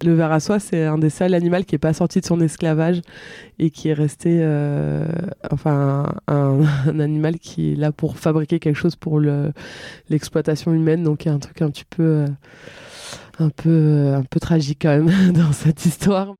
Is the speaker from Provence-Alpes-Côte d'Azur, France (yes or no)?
yes; Villedieu, Provence-Alpes-Côte d'Azur, France; also born or lived in Marseille; j'ai grandi là où je vis actuellement, enfin où je partage ma vie, donc à Villedieu